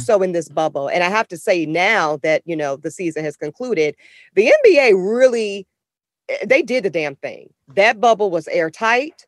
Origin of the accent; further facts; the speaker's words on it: Charlotte, North Carolina, United States; I grew up in Charlotte, North Carolina